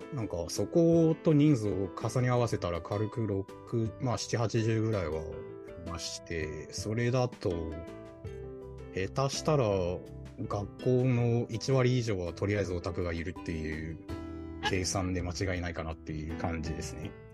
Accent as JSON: {"language": "Japanese", "region": "Shanghai", "country": "China", "tie": "born or raised there", "also_born_or_lived": "Ningbo, Zhejiang, China", "moved": "yes", "said": "一応生まれは浙江省の、まあ、寧波という町でしたけど、小学校からずっと上海で"}